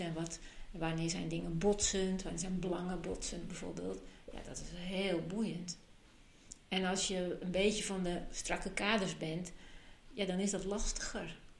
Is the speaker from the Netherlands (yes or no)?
yes; Amsterdam, North Holland, Netherlands; now in Friesland, Netherlands; Ik ben opgegroeid in Amsterdam